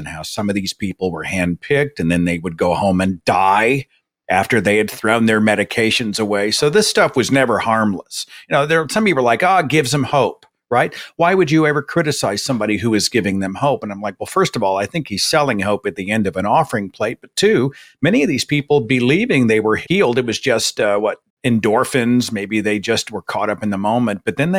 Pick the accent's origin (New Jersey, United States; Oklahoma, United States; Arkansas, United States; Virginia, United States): Oklahoma, United States; Tulsa; I come from Tulsa, sort of the home of Oral Roberts, and the traveling evangelist, the tent revivals.